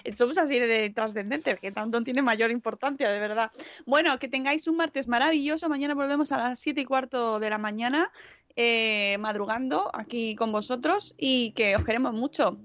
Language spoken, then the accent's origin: Spanish; Spain; así somos los españoles